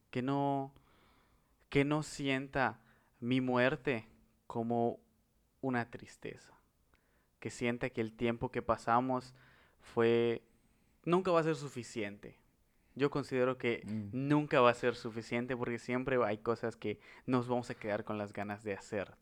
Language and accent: Spanish; Mexico